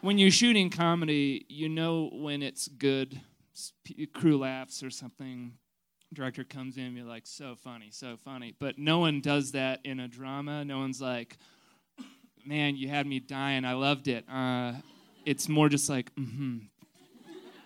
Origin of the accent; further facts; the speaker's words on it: Canada; Not only am I Canadian